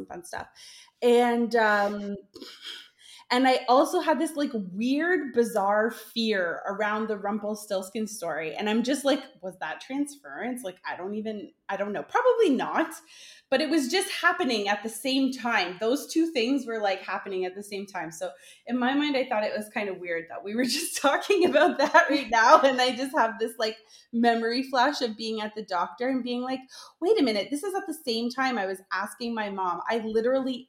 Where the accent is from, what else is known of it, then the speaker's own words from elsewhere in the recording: Hamilton, Ontario, Canada; moved away; I'm from Hamilton, Ontario, originally